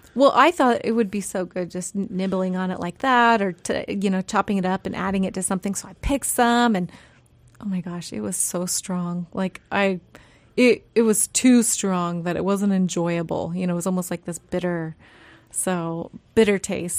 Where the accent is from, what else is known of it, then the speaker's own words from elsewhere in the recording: Yakutat, Alaska, United States; now in Sitka, United States; growing up in Yakutat